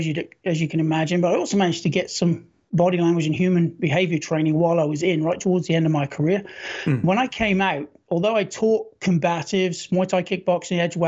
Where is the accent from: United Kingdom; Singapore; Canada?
United Kingdom; Norfolk, East of England; moved away as an adult; also born or lived in London; now in United States; I've been in the States since 96, but I served with a Royal Marine Commandos from 91 to 95. Before that, I lived in Norfolk in England